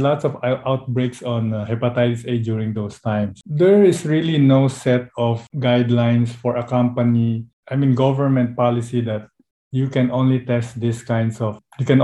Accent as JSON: {"language": "English", "country": "Philippines", "said": "from the Philippines."}